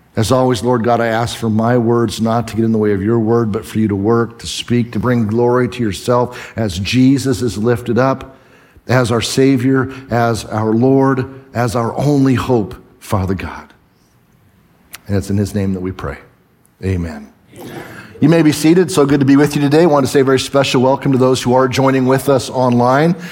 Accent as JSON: {"language": "English", "area": "the Northwest", "region": "Pacific Northwest", "country": "United States", "said": "I'm from the Northwest."}